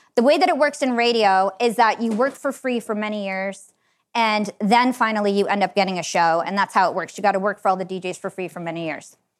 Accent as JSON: {"language": "English", "region": "New Jersey", "country": "United States", "tie": "born or raised there", "also_born_or_lived": "Palestine", "said": "my white, affluent town that I grew up in in Wachoon, New Jersey"}